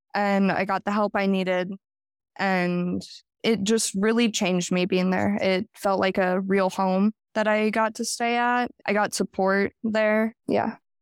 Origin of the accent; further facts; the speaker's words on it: Jackson, Wyoming, United States; I was born and raised in Jackson, Wyoming. I haven't lived anywhere else